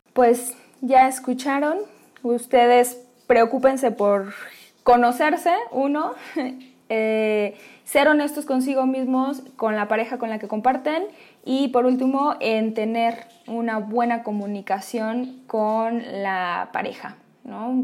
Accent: Mexico; una sociedad como la nuestra, como la mexicana

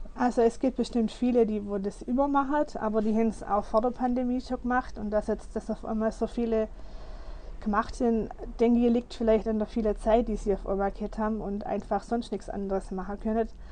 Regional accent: Germany; bei uns in Deutschland

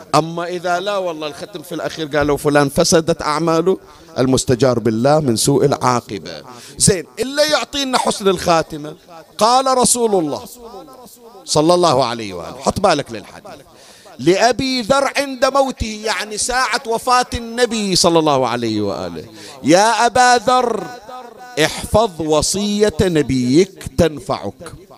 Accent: Bahrain; عندنا في البحرين

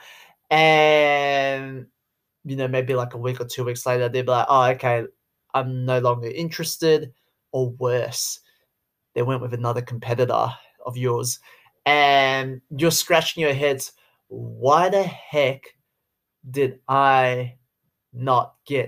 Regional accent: Sydney, New South Wales, Australia; accent: Aussie; I'm Chinese. I grew up in Australia, born in Sydney

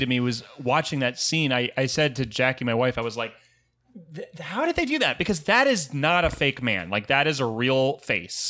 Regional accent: Jupiter, Florida, United States; I'm from Jupiter, Florida

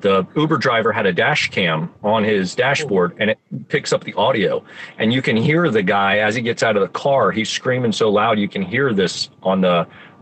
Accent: Florida, United States; now in Indiana, United States; I was born and raised in Florida, and that's my home. As a native Floridian

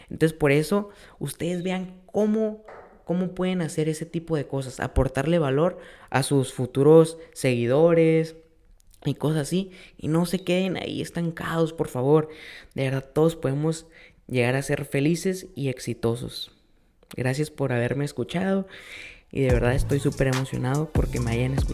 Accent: Mexico; nosotros como mexicanos siempre vemos todo del lado negativo, ¿no?

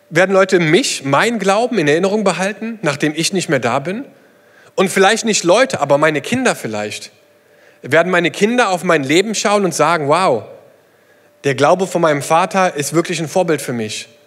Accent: South East England, United Kingdom; German is a second language; war eine kleine Gemeinde in England, ähm, die an der Küste gelebt hat, eine kleine Elim-Gemeinde, wo ich herkomme. Und es gibt dort eine Stelle, die heißt Beachy Head.

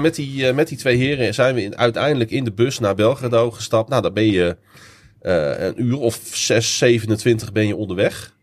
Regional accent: Netherlands; we zijn Nederlanders

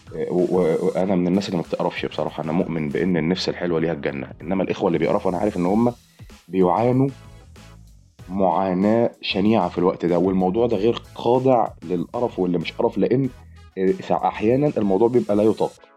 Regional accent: Egypt; احنا كمصريين

